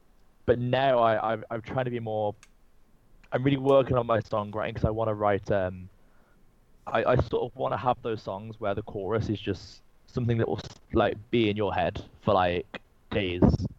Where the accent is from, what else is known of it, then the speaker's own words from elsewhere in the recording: England, United Kingdom; accent: English; I really like to push my accent a lot, because I get a lot of listeners that aren't from England. I think a lot of people who aren't from England love our accent.